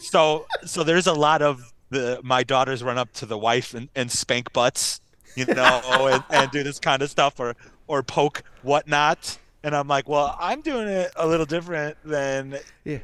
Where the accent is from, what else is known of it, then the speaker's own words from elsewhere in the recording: United States; us U.S. folk.